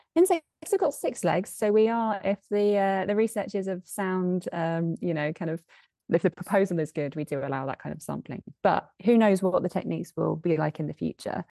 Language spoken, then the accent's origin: English; south of England, United Kingdom; moved away as an adult; now in Edinburgh, United Kingdom; I was born and raised in the south of England